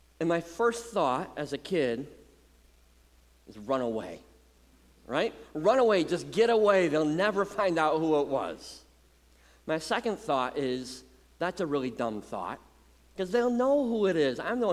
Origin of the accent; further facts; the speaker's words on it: Muskegon, Michigan, United States; Growing up in Muskegon, our driveway was the hangout place for the whole neighborhood